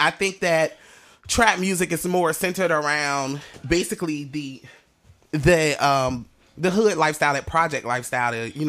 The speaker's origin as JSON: {"language": "English", "town": "Norfolk", "region": "Virginia", "country": "United States", "tie": "born or raised there", "said": "Norfolk born and raised. I didn't do too much traveling. Haven't lived in any other states besides when I went to Job Corp and joined the military."}